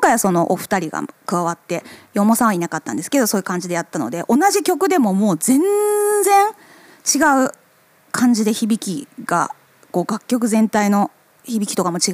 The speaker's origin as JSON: {"language": "Japanese", "town": "Makubetsu", "region": "Hokkaido", "country": "Japan", "tie": "born or raised there", "said": "北海道中川郡幕別町出身"}